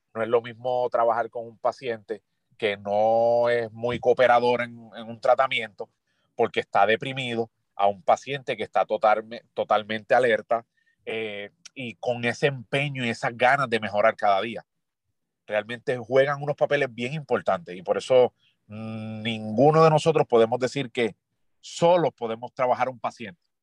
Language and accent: Spanish; Ponce, Puerto Rico; moved away as an adult; also born or lived in Río Piedras / Mexico / United States; now in San Germán, Puerto Rico; Soy nacido y criado en Ponce